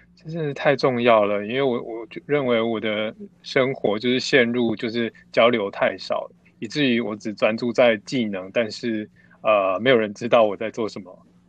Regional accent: Taichung, Taiwan; moved away as an adult; now in Taipei, Taiwan; 我是台中人

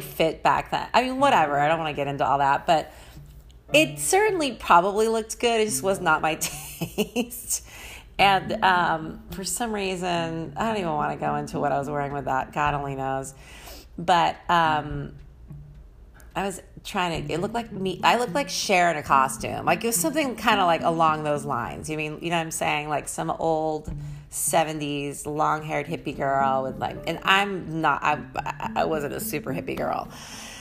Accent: San Francisco, California, United States; also born or lived in Los Angeles, California; I used to have an ego being a San Franciscan

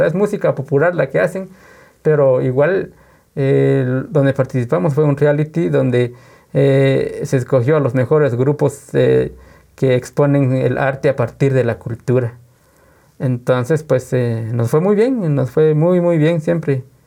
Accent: Guatemala; somos de Guatemala, Guatemala. ¿Y qué cultura? Somos cultura maya

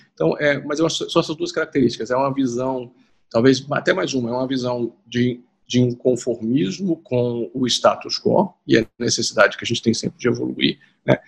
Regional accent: Juiz de Fora, Minas Gerais, Brazil; moved away as an adult; also born or lived in Rio de Janeiro; eu sou de Juiz de Fora

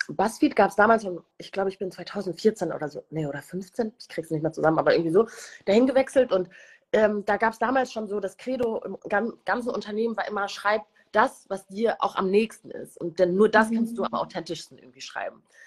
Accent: Germany; also born or lived in Rwanda / United Kingdom; zunächst in einem sehr kleines Städtchen. Äh, wir streiten uns immer in der Familie darüber, weil ich total oft Dorf sage und mhm. meine Familie mich immer so flamed

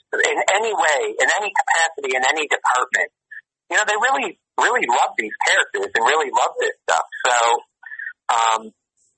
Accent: Chicago, Illinois, United States; I'm from Chicago

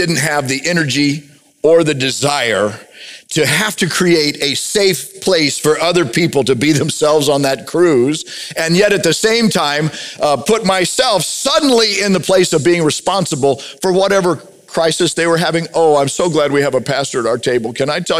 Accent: United States; I'm a majority member white guy in America

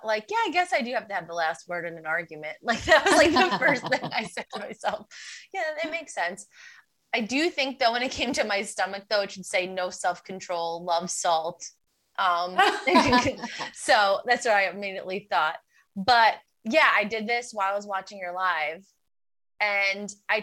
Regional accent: New York, United States; I was born in New York

